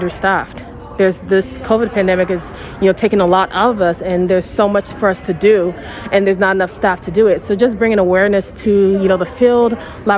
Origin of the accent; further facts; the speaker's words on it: Houston, Texas, United States; born and raised in Houston, Texas